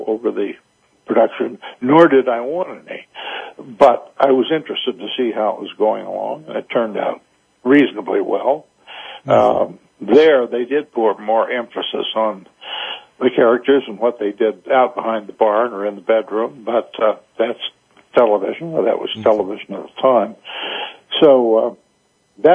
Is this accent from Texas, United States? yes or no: no; Chicago, Illinois, United States; moved away; also born or lived in South Carolina; I was born and raised in Chicago, so I'm not a native South Carolinian